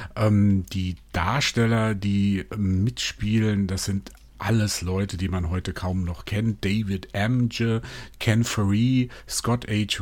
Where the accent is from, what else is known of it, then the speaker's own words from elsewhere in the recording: Mainz, Rhineland-Palatinate, Germany; ich bin in Mainz groß geworden